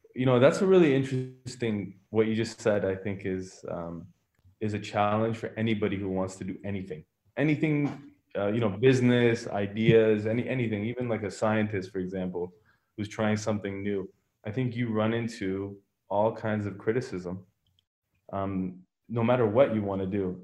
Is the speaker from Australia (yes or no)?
no; Richmond Hill, Ontario, Canada; also born or lived in Iran; I pretty much grew up in Canada. I, I was in Richmond Hill my whole life